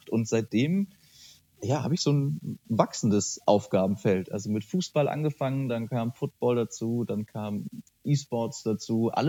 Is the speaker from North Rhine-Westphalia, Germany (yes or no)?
yes; Bonn, North Rhine-Westphalia, Germany; Ich bin Bonner, genau.